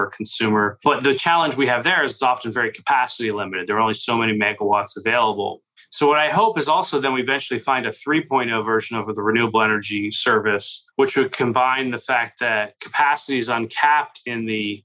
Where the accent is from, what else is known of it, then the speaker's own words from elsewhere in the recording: Pittsburgh, Pennsylvania, United States; I grew up in Pittsburgh